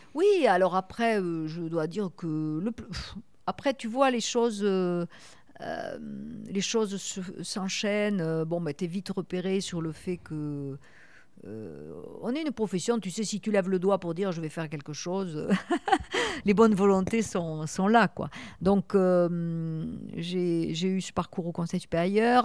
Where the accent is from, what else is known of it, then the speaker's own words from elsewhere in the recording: Toulouse, Occitania, France; moved away as an adult; now in Bordeaux, France; je venais de Toulouse, la première femme, en plus une Toulousaine